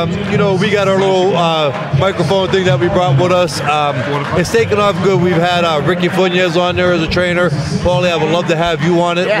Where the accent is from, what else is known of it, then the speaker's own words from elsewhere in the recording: Youngstown, Ohio, United States; So, I'm coming from Youngstown